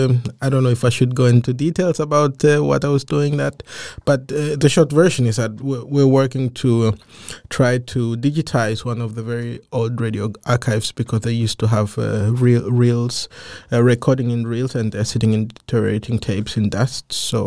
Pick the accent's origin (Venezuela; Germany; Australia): Germany; now in Denmark; Well, as a child, I grew up in Germany with my whole family.